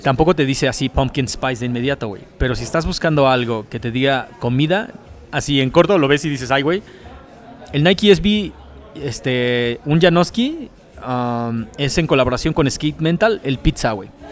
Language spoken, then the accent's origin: Spanish; Nezahualcóyotl, State of Mexico, Mexico; yo nací en Nesa, yo soy born, nacido y criado en Nesa. Mis papás son de Oaxaca